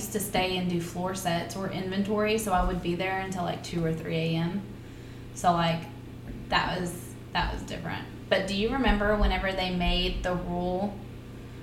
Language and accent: English; Seagoville, Texas, United States; born or raised there; also born or lived in Kilgore